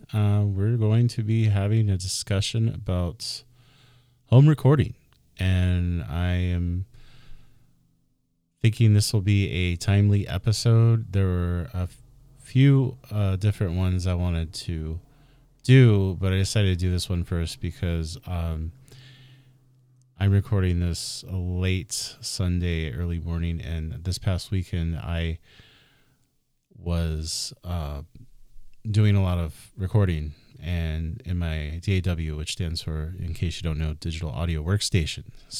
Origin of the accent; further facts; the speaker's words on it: Phoenix, Arizona, United States; I'm a native of the Phoenix area. I was born in 1981 on Veterans Day.